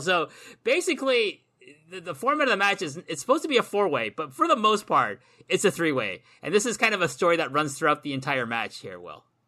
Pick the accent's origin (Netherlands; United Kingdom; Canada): Canada; myself as a Canadian, can come to Wolverhampton